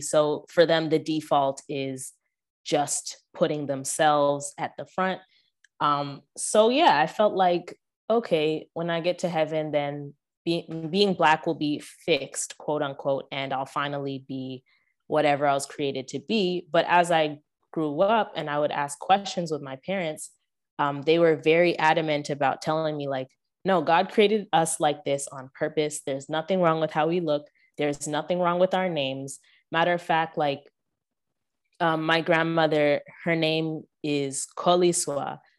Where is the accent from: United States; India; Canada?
Canada; I grew up in Canada, so all the churches I went to, except for one, were predominantly white